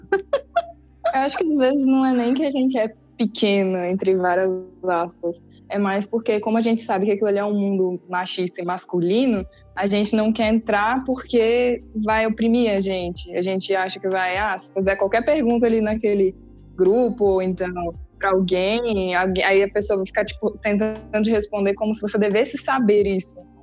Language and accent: Portuguese; Brasília, Federal District, Brazil; eu sou de Brasília